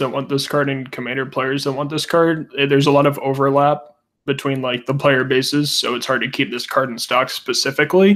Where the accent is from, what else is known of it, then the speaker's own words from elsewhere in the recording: Missouri, United States; accent: Missouri; my Missouri accent